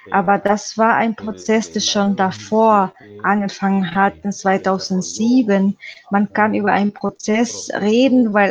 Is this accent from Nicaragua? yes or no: yes; Nicaragua; German is a second language; now in Germany; Ich komme aus Nicaragua. Ich bin Journalist und Rechtsanwalt